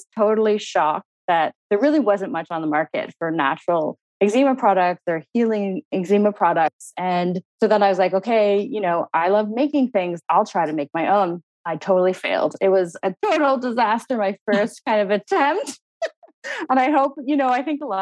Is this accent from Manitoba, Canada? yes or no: no; Halifax, Nova Scotia, Canada; moved away; also born or lived in New York / Toronto; I'm Canadian. I'm from Halifax, Nova Scotia